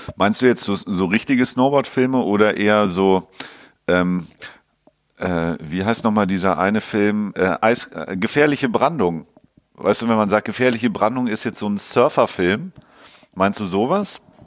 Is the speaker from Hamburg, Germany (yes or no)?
yes; Hamburg, Germany; als Hamburger